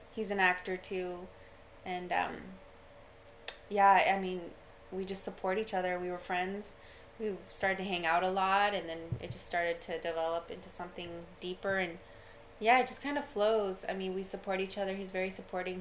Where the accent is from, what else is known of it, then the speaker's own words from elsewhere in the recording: Austin, Texas, United States; I grew up in Austin